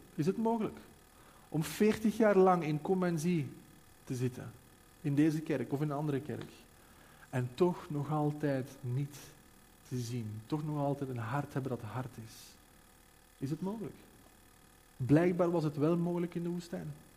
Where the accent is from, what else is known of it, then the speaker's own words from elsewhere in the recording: Belgium; wij als België